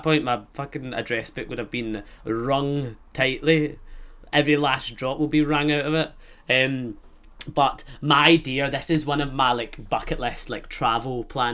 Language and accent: English; Scotland, United Kingdom; accent: Scottish; also born or lived in Fremantle, Australia; I'll have this Scottish accent